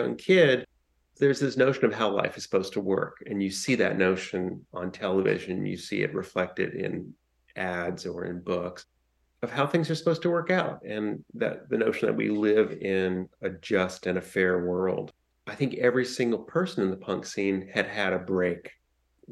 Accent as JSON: {"language": "English", "town": "Washington", "region": "District of Columbia", "country": "United States", "tie": "born or raised there", "said": "I grew up in Washington, D.C."}